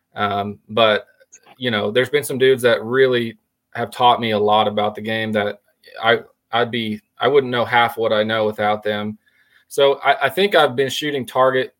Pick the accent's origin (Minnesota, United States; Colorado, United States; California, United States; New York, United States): Colorado, United States; moved away as an adult; also born or lived in Oklahoma; originally I'm from Colorado, and uh, moved to Oklahoma in college